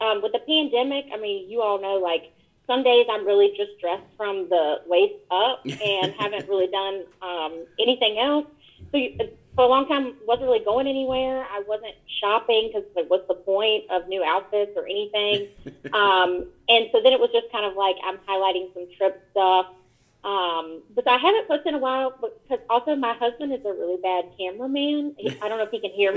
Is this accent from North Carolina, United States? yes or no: yes; Roanoke Rapids, North Carolina, United States; moved away as an adult; also born or lived in Greensboro, North Carolina; now in Washington, D.C., United States; I'm from a place in eastern North Carolina, it's called Roanoke Rapids